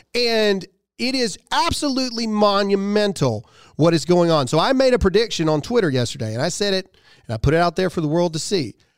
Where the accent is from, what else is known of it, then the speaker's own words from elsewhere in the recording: United States; we as Americans